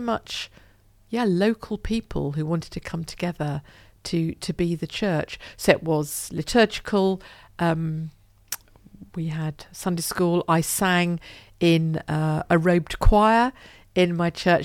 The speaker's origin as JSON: {"language": "English", "town": "Broxbourne", "region": "East of England", "country": "United Kingdom", "tie": "born or raised there", "also_born_or_lived": "Hoddesdon", "said": "where I grew up in Hertfordshire, uh, in Broxburn in Hertfordshire"}